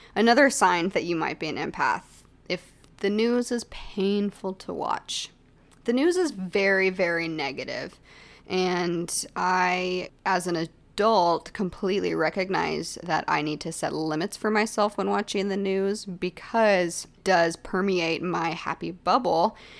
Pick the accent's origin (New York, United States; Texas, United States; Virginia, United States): Texas, United States; growing up in Texas, we lived in a haunted house